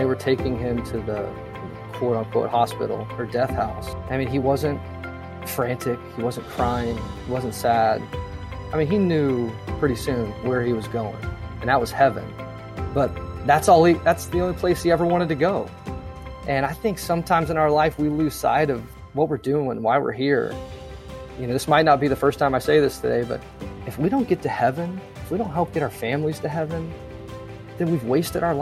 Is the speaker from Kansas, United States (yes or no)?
yes; Pittsburg, Kansas, United States; moved away as an adult; also born or lived in Wichita, Kansas / Lawrence, Kansas; now in Jacksonville, United States; I was born in Wichita, raised in Pittsburgh. So I was a Kansas boy my whole life.